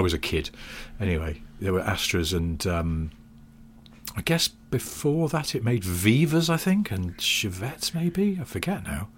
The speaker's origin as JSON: {"language": "English", "area": "the Northwest", "region": "North West England", "country": "United Kingdom", "tie": "born or raised there", "said": "growing up in the Northwest"}